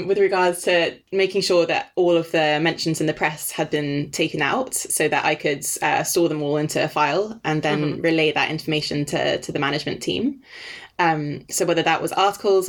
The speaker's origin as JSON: {"language": "English", "country": "Denmark", "also_born_or_lived": "Exeter", "first_language": "Danish", "second_language": "English", "moved": "yes", "said": "I'm actually Danish, so my first language is Danish"}